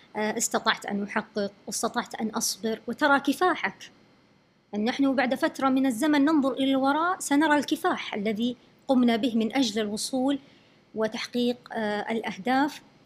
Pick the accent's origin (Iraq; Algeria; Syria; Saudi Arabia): Saudi Arabia; first language Arabic; عندنا يعني في السعودية